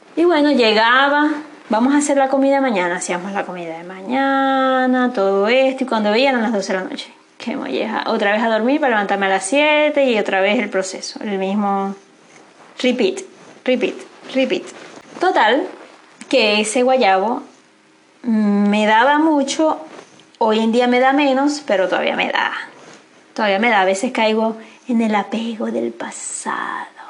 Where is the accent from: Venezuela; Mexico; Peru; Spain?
Venezuela; moved away as an adult; Si volvería a Venezuela, quizás volvería, eh, evidentemente voy a volver en algún minuto, pero no sé si es para volver a vivir allá